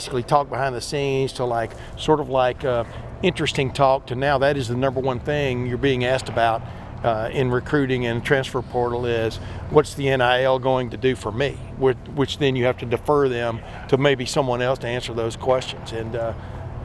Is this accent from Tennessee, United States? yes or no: no; Alabama, United States; moved away; also born or lived in Texas; I was born and raised in Alabama and moved to Texas.